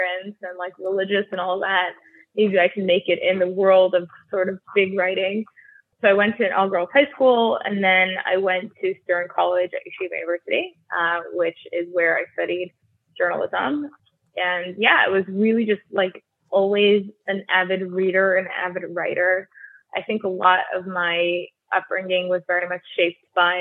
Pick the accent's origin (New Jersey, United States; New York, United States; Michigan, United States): New Jersey, United States; Highland Park; first language Russian; I grew up in Highland Park, New Jersey, also known as Edison, sort of interchangeable